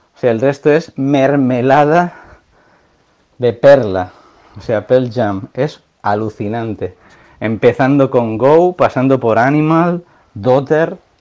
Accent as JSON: {"language": "Spanish", "area": "a town near the Pyrenees border", "region": "Catalonia", "country": "Spain", "tie": "born or raised there", "said": "mi pueblo, pucharda un pueblo cerca de la frontera de los Pirineos"}